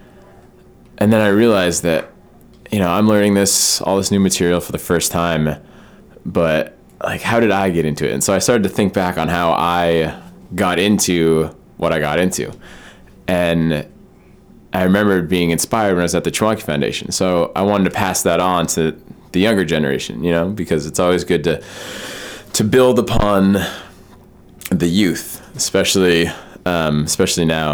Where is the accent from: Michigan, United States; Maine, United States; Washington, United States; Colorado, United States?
Maine, United States; also born or lived in Vermont; Being born and raised in Maine